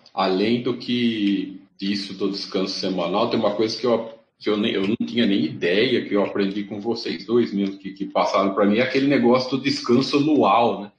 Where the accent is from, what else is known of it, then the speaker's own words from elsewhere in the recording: interior of São Paulo, Brazil; Eu sou aqui do, do, do interior de São Paulo